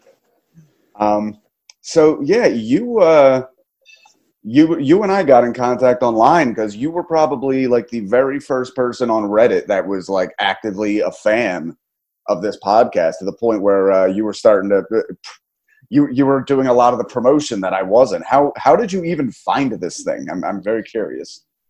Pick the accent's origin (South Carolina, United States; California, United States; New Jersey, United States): New Jersey, United States; my hometown